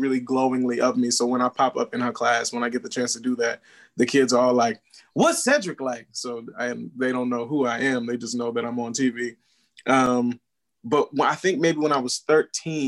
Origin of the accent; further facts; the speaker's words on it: New Orleans, Louisiana, United States; I'm from New Orleans, Louisiana.